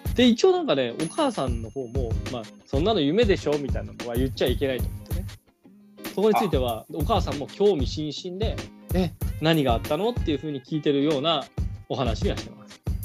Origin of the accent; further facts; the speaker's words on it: Ehime, Japan; now in Tokyo, Japan; 俺の出身の愛媛県